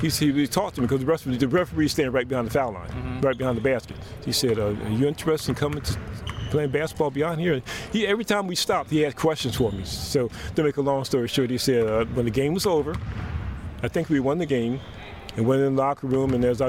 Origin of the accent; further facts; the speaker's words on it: Philadelphia, Pennsylvania, United States; But I didn't grow up in West Philly. I grew up in North Philly.